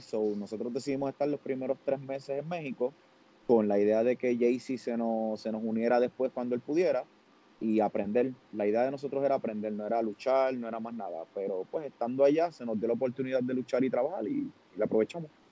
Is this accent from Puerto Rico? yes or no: yes; Puerto Rico; soy puertorriqueño